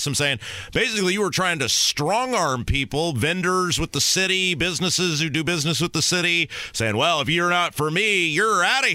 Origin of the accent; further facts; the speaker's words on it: Brownsburg, Indiana, United States; I'm a West Sider. I'm from Brownsburg.